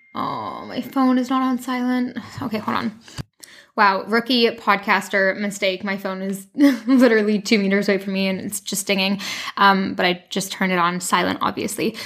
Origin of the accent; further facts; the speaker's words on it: Canada; moved away as an adult; also born or lived in London, United Kingdom; now in France; I'm originally from Canada